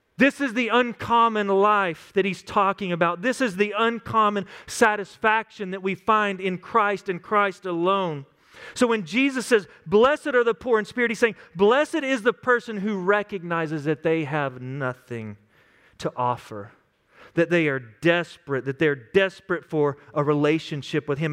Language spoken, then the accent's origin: English; West Texas, United States; Growing up in West Texas, I had some friends that were some crazy cowboys.